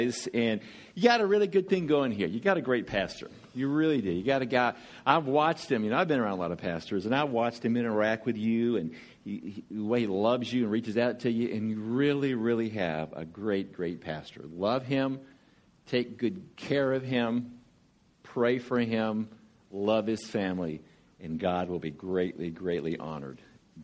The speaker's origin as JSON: {"language": "English", "region": "Georgia", "country": "United States", "said": "I'm from Georgia."}